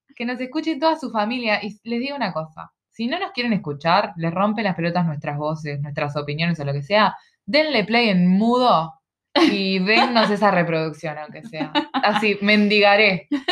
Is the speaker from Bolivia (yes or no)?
no; Montevideo, Uruguay; moved away as an adult; also born or lived in Ciudad de la Costa, Uruguay; now in Australia; soy uruguaya, somos uruguayas en este momento estamos en Australia